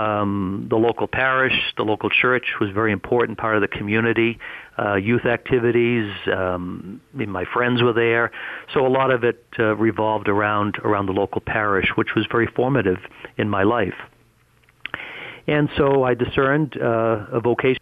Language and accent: English; Greater Boston, Massachusetts, United States; I grew up in Greater Boston, Massachusetts, in a suburb of Boston